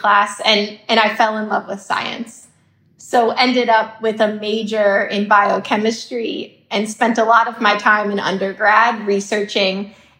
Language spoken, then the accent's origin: English; Philadelphia, Pennsylvania, United States; also born or lived in Washington, D.C.; Philly is my hometown, and I've stayed largely on the East Coast.